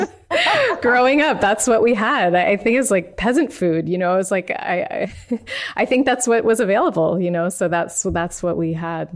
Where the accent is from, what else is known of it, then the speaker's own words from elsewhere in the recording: Pennsylvania, United States; moved away as an adult; now in San Francisco, United States; I moved here 20 years ago, but I grew up on the East Coast where in Pennsylvania